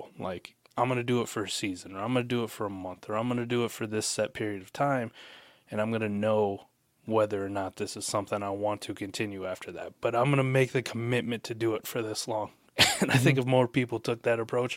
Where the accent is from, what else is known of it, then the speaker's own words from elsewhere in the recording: Iowa, United States; I'm from Adam Iowa